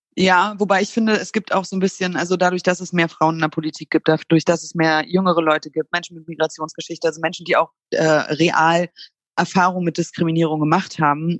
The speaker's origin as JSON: {"language": "German", "region": "East Germany", "country": "Germany", "tie": "born or raised there", "said": "ich bin in der DDR geboren und äh, war sechs Jahre alt, als die Mauer gefallen ist"}